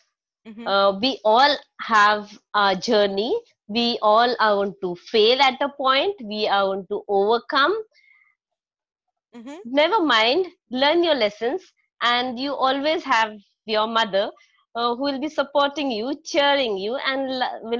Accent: Nainital, Uttarakhand, India; moved away; It is my hometown, Nainital

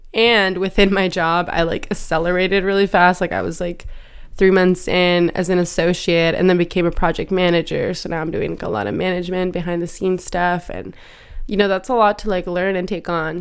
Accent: Michoacán, Mexico; also born or lived in Oregon, United States; now in Seattle, United States; growing up in Michoacan, you know, like, we were outdoors, but, like, Michoacan doesn't have snow

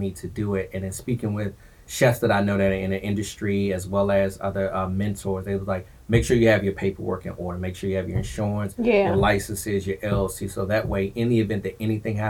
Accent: Forestville, Maryland, United States; also born or lived in Washington, D.C.; my hometown, Forestville, Maryland, PG County

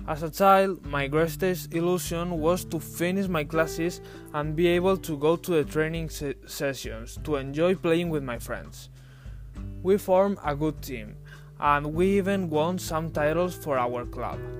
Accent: Valencia, Valencian Community, Spain; English is a second language; I'm from Spain, from a warm city on the Mediterranean coast called Valencia.

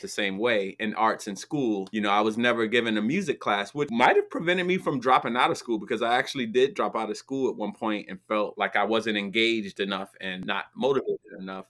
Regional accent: New Jersey, United States; where I grew up in New Jersey

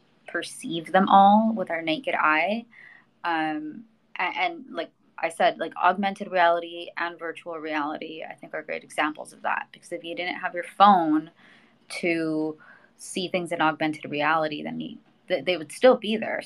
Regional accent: Mexico; I'm a Latina. I was born in Mexico

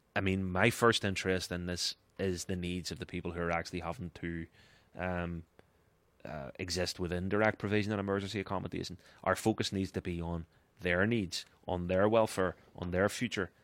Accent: Ireland; as an Irish person

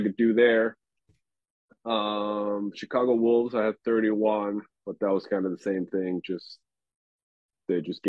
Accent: Finland; also born or lived in Toronto / Nashville / Sweden; now in Minnesota, United States; growing up in Finland

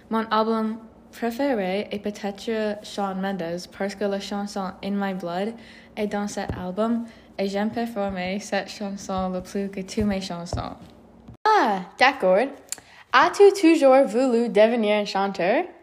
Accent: Stratford, Ontario, Canada; also born or lived in London, Ontario; Oui, je suis né le 1er mars 1994 dans London, Ontario. Je suis né à l'hôpital de Saint Joseph's et j'ai grandi dans Stratford, Ontario.

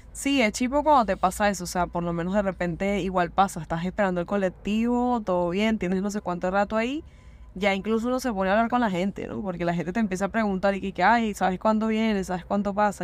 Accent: Venezuela; now in Buenos Aires, Argentina; nosotros obviamente como venezolanos, uno aquí está extranjero

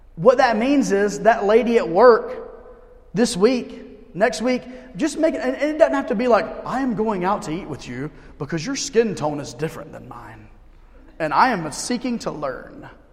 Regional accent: United States; I'm an American through and through

